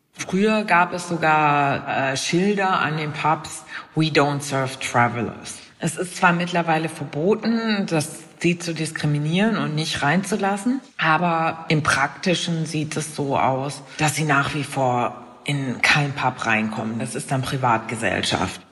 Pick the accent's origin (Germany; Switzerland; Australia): Germany; hier bei uns in Deutschland